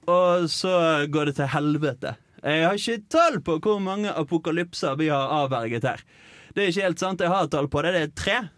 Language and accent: Norwegian; Eastern Norway, Norway; jeg kommer faktisk fra Østlandet